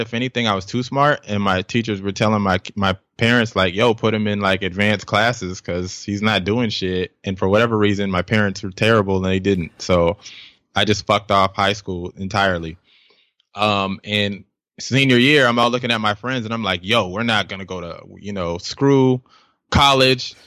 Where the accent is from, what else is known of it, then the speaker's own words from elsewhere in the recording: Tulsa, Oklahoma, United States; also born or lived in Bronx, New York; I think I was about like eight nine whenever we bounced from there, and then we relocated to uh, Tulsa, Oklahoma